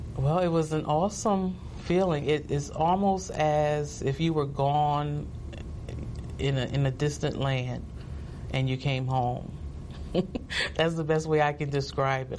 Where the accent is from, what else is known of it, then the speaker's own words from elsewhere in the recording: New Jersey, United States; also born or lived in High Point, North Carolina; I was born in High Point, North Carolina and um, shortly after that, my parents moved to New Jersey